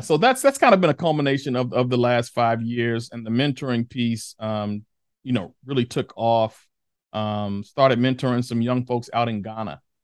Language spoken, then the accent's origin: English; Chicago, Illinois, United States; born and raised in the Ida B. Wells projects of Chicago